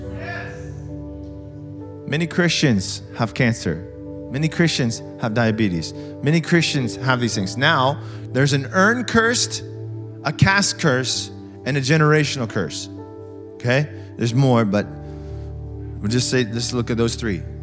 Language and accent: English; United States; we're so American